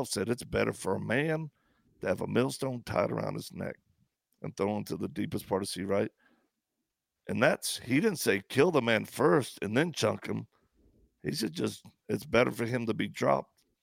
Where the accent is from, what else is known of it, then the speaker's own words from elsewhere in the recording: the South, United States; I'm from the South